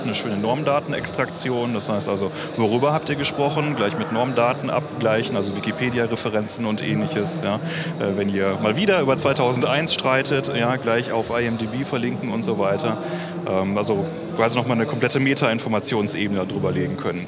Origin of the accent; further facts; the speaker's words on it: Göttingen, Lower Saxony, Germany; wir kommen halt alle aus Göttingen